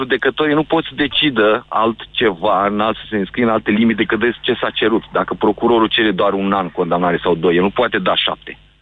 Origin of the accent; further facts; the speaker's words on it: Galați, Galați County, Romania; zona Galați, de unde sunt eu